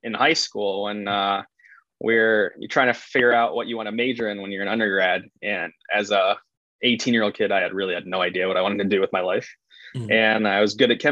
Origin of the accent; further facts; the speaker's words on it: Chicago, Illinois, United States; also born or lived in Nevada; I'm from Chicago, and there's not a lot of mountains or boulders or anything else to climb out here